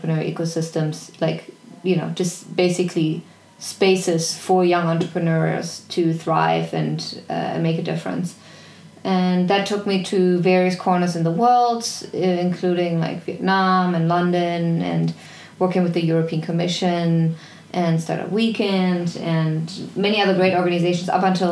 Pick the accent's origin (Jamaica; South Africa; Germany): Germany; moved away; I was born in Germany, I grew up in an incredibly loving family.